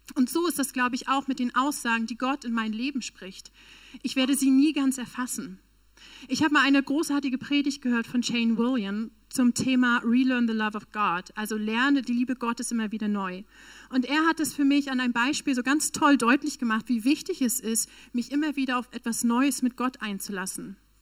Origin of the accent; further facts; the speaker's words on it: Northern Germany, Germany; moved away; also born or lived in Berlin / South Africa; Ich komme tatsächlich aus dem Norden Deutschlands, eigentlich.